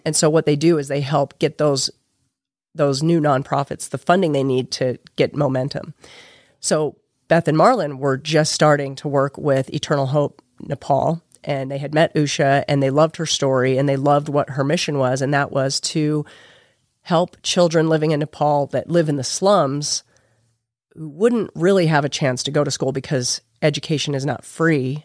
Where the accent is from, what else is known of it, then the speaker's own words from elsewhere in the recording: Utah, United States; now in St. George, United States; I grew up in Utah County.